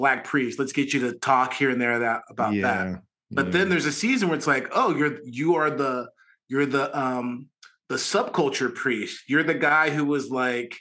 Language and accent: English; Garden Grove, California, United States; I'm from Garden Grove